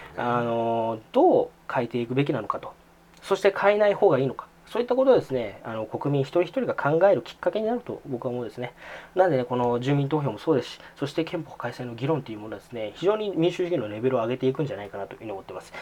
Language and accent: Japanese; Saitama, Japan; 私がこのこの生まれ育ったこの埼玉市っていうのも政令市だ